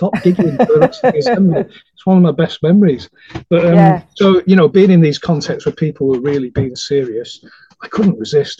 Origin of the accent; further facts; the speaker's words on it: Manchester, North West England, United Kingdom; because I'm a Mancunian originally, I was telling you earlier, I'm a Manc